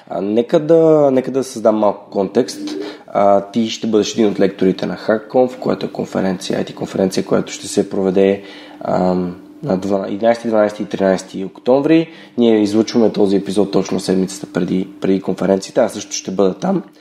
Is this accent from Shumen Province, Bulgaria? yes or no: no; Gorna Oryahovitsa, Veliko Tarnovo Province, Bulgaria; аз съм наполовина от Горна Ляховица.